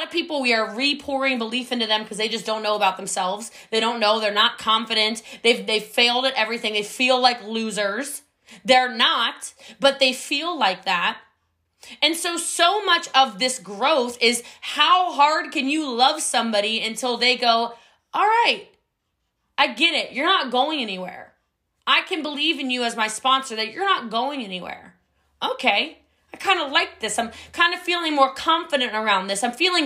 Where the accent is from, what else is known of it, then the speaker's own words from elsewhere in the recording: United States; I'm from a very mountainous area of the country.